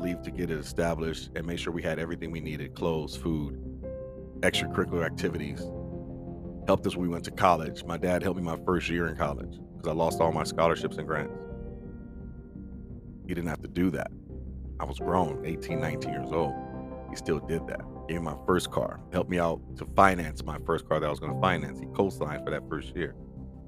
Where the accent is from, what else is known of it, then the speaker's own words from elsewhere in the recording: Compton, California, United States; also born or lived in Carson, California; we grew up in the Compton Carson area